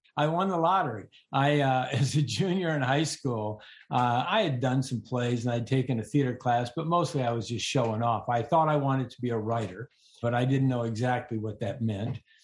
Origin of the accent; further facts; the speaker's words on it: Northern Illinois, United States; also born or lived in Arkansas; I was raised in Northern Illinois